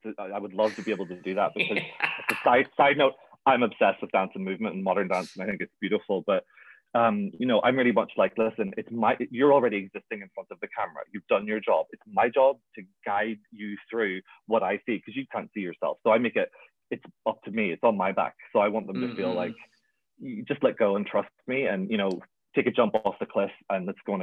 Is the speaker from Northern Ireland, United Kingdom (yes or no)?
yes; Belfast, Northern Ireland, United Kingdom; I'm from Belfast, so I'm very not anti-religion